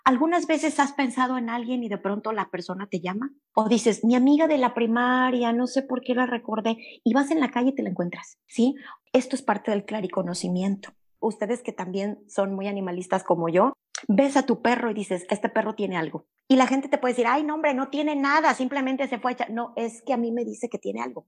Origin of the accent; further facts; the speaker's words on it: Veracruz, Mexico; moved away; also born or lived in Monterrey, Mexico; Yo nací en, en Veracruz, pero después me fui a vivir a Monterrey. Los últimos nueve años los pasé allá